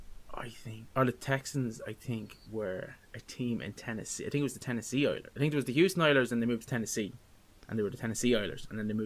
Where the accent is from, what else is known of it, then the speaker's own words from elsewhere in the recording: Ireland; we're Irish